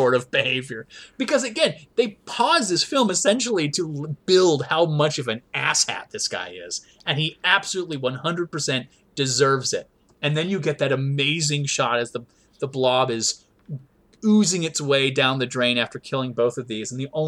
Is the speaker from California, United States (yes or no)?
no; Myrtle Beach, South Carolina, United States; I grew up in Myrtle Beach, South Carolina.